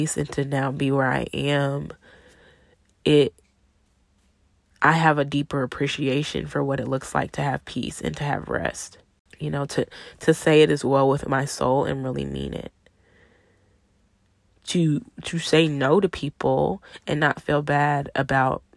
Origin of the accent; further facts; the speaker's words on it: Arlington, Texas, United States; moved away as an adult; also born or lived in New Orleans; I'm from Arlington, Texas, you know, the Dallas-Fort Worth area, same area I live in now